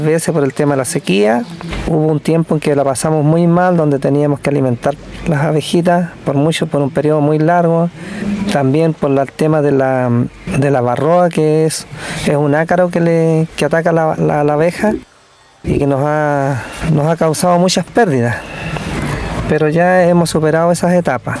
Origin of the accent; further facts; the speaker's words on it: Chañaral Alto, Coquimbo, Chile; soy de Chañaral Alto, una, localidad al interior de Ovalle.